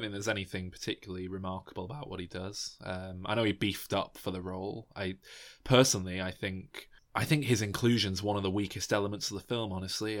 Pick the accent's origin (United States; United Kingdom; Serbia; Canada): United Kingdom; as a British person